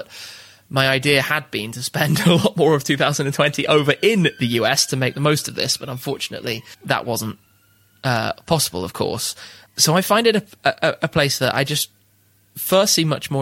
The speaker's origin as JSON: {"language": "English", "country": "United Kingdom", "said": "I'm British"}